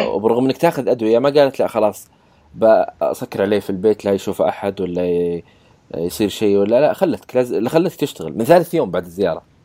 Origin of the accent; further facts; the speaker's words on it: Saudi Arabia; عندنا بالسعوديه